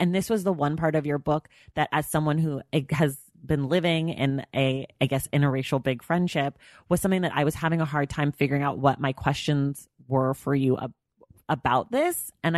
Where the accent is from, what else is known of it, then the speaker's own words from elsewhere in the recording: Oakland, California, United States; I grew up in the in Oakland, in the Bay Area, which is a place that is, you know, notorious for having lots of, you know, interracial families and friends